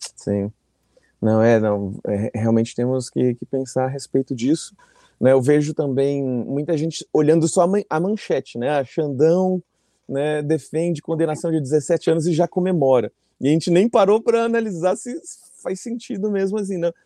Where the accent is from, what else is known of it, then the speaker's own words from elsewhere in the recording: Brazil; Me reconheciam como brasileira